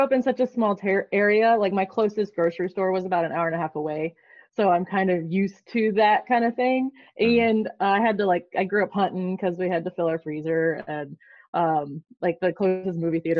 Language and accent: English; West Virginia, United States; accent: country accent; moved away as an adult; also born or lived in South Florida; now in Texas, United States; South Florida for a while. Now I'm in Texas. If we're talking like unique hometowns, I grew up in a tiny, tiny, tiny, tiny town in West Virginia that currently you cannot have cell phone service or Wi-Fi in.